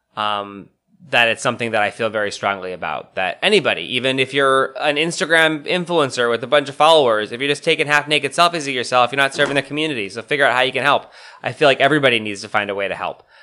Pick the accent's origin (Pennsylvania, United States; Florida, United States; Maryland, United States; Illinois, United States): Pennsylvania, United States; Scranton; now in Washington, D.C., United States; my hometown of Scranton, Pennsylvania